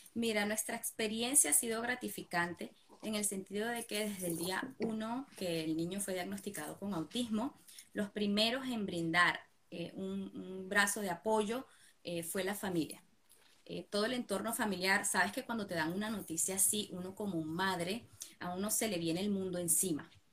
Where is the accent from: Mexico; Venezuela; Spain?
Venezuela; now in Buenos Aires, Argentina; Vivimos en Buenos Aires, Argentina. Y bueno, eh, somos, somos inmigrantes, somos de Venezuela.